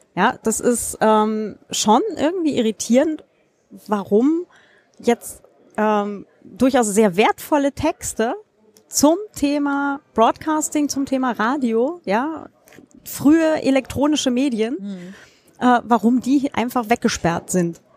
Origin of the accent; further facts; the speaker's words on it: Germany; aus meiner Heimatstadt hier in Deutschland